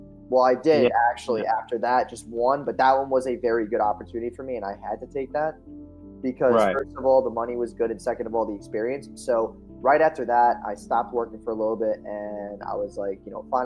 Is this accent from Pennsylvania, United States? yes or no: no; Orange County, New York, United States; I'm from Orange County, New York